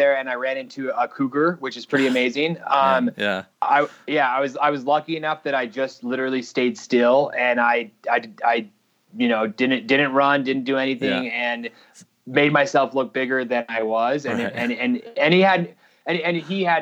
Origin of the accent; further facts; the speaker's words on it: Salt Lake City, Utah, United States; we grew up here in Salt Lake City, just right outside Salt Lake